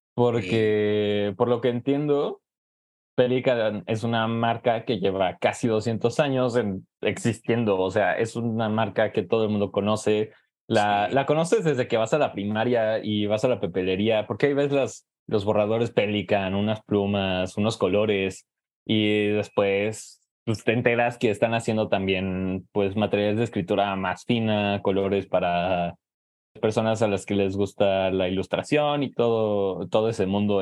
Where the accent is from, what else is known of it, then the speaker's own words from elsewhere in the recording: Jalisco, Mexico; also born or lived in Mexico City; yo originalmente soy de Jalisco, eh, en México